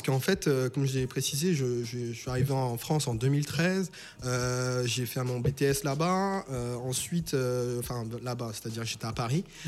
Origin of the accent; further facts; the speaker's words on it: St. Martin; moved away; je viens de Saint-Martin. Donc Saint-Martin, en fait, c'est une petite île euh, qui se trouve au nord de l'arc euh, qui a une partie française et une partie hollandaise. Et en fait, j'ai toujours, moi et mes amis, enfin, j'habitais à Cul-de-Sac